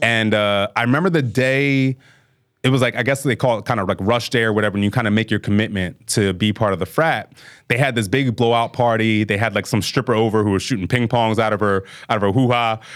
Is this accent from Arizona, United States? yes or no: no; Bel Air, Maryland, United States; moved away as an adult; also born or lived in Southern New Jersey / New Jersey (Seton Hall University); I was raised in Maryland